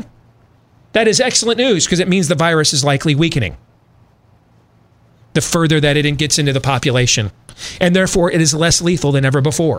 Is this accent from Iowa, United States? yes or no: yes; Iowa, United States; my home state of Iowa